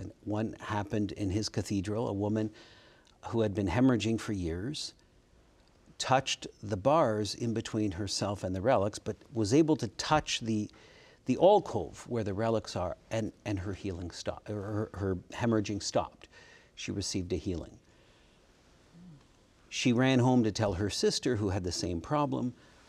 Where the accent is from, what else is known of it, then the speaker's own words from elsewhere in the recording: Kitchener, Ontario, Canada; I was born in Kitchener, Ontario. Kitchener is a city just south of Toronto in Canada.